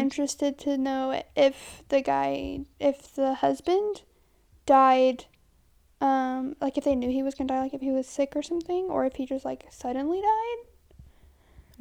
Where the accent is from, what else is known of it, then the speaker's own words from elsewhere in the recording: United States; we're American.